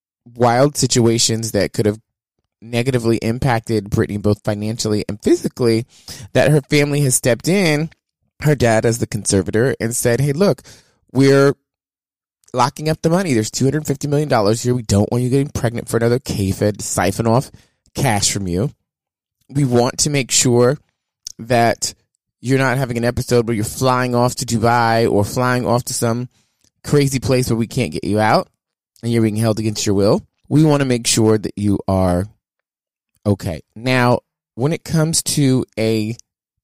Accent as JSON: {"language": "English", "region": "the South", "country": "United States", "said": "I'm from the South"}